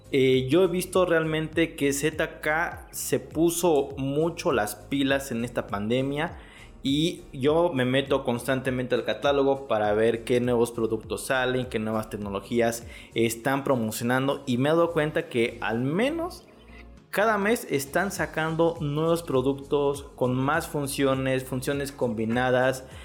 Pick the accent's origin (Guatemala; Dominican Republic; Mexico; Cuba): Mexico; qué hacemos como todo mexicano